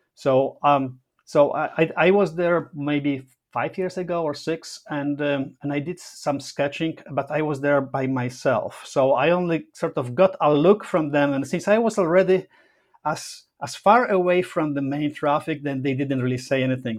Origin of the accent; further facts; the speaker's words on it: Poland; also born or lived in Rome, Italy; now in Toronto, Canada; My family lives in Poland. I'm Polish